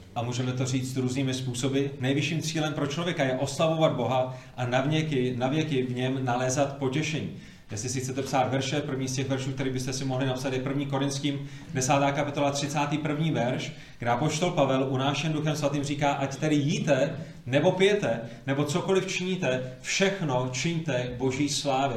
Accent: Prague, Czechia; moved away; původně jsem z Prahy, z pražského sboru na Vinohradech

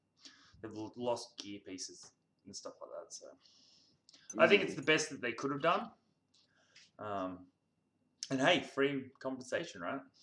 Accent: Australia; I'm from Australia

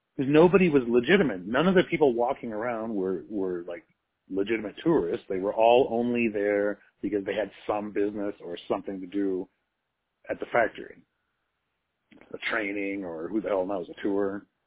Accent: United States; as an American

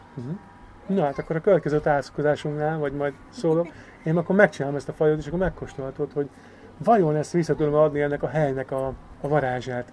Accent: Győr, Győr-Moson-Sopron, Hungary; itt nőttem fel, itt töltöttem a gyerekkorom javát

